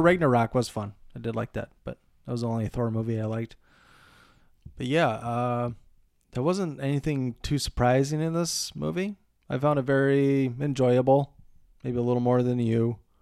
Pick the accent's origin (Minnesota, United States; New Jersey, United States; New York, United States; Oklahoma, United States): Minnesota, United States; Montevideo; my hometown of Montevideo